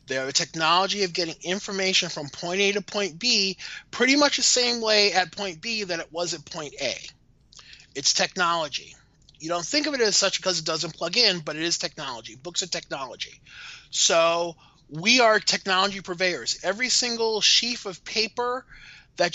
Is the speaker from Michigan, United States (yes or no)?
no; Maryland, United States; I'm from Maryland